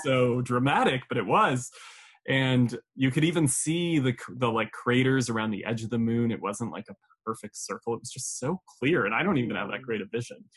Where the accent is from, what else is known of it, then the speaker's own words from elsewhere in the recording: Colorado, United States; now in New York, United States; I'm originally from Colorado